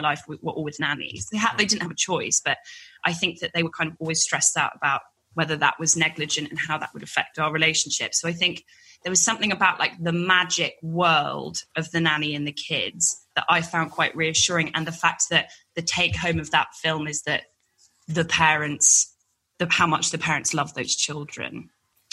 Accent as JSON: {"language": "English", "region": "London", "country": "United Kingdom", "tie": "born or raised there", "said": "I grew up in London"}